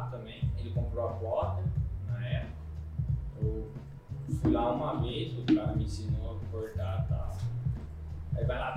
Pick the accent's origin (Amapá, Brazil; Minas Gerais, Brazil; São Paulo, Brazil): São Paulo, Brazil; Botucatu; eu sou de Botucatu